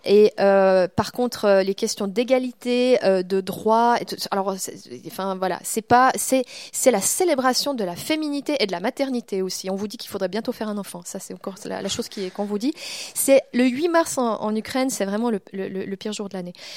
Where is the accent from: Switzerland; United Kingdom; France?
Switzerland; Vaud; also born or lived in Montreal; j'ai grandi dans le Gros de vaux